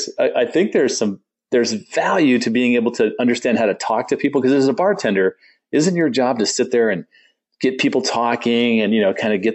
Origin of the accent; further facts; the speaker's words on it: Southern California, United States; I grew up in Southern California.